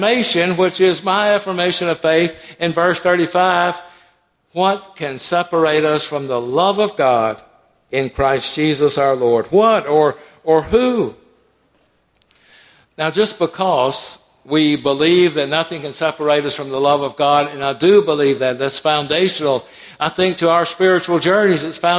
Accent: Atlanta, Georgia, United States; I grew up in Atlanta

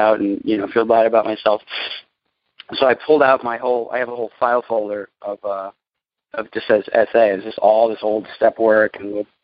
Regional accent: New York City, New York, United States; I'm born and raised in New York City

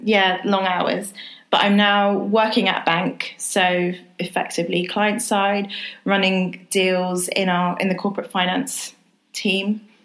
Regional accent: London, United Kingdom; Thank you for introducing me, Tanya. I grew up in West London, a town called Greenford in Ealing, and I'm black, second generation British and of Jamaican heritage. So my grandparents moved over to the UK in, I think it was 1953

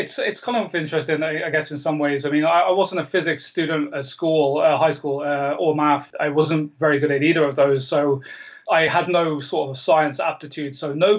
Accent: Canada; I'm Canadian. I mean, I don't sound it, but I am Canadian.

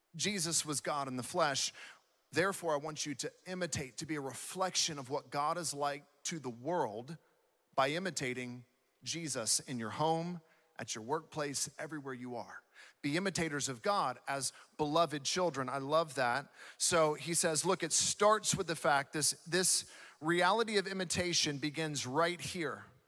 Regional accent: Southeast, United States; now in West Coast, United States; being born and raised in the Southeast

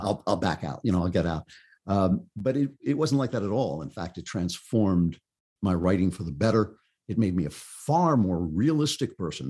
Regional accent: United States; I grew up in a, a suburban, you know, kinda classic fifties, sixties, uh, suburb

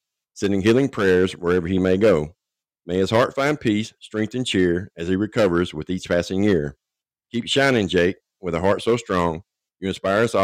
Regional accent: Nashville, Tennessee, United States; I'm from Nashville, Tennessee

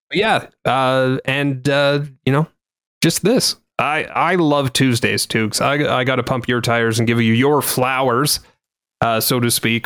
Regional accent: Canada; I didn't hate myself as a Canadian

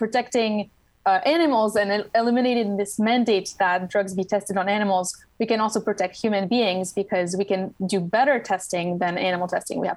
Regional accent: Switzerland; English is a second language; moved away as an adult; now in Washington, D.C., United States; I grew up in Switzerland, so that explains the accent.

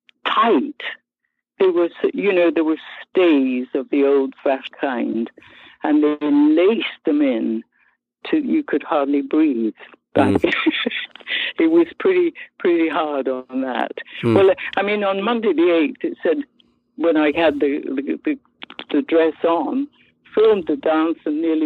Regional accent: Kilburn, London, United Kingdom; accent: Irish; also born or lived in Scotland; because I was born in Scotland, but because I lived in Kilburn, that's how I managed to get an Irish accent, because it was called County Kilburn at the time.

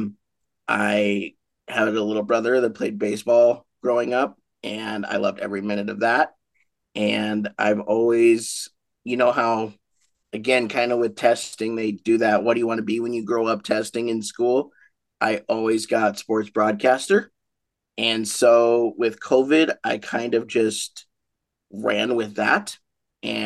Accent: Great Falls, Montana, United States; now in Billings, United States; I'm from Montana. I was born in Great Falls. Now I live here in Billings and have for 17 years.

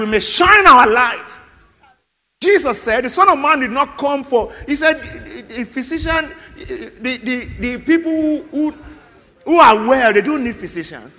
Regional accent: Nigeria; as a Nigerian

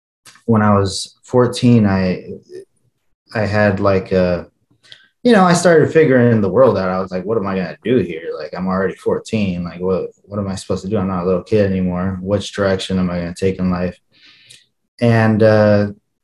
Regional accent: Holcomb, Kansas, United States; English is a second language; also born or lived in Ojinaga, Chihuahua, Mexico; And so I was raised in a little town called Holcomb, Kansas, a little suburb of another little town called Garden City, Kansas.

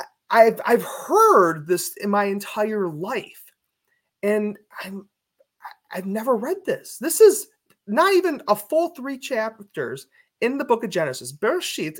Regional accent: Cleveland, Ohio, United States; I'm from Cleveland, Ohio

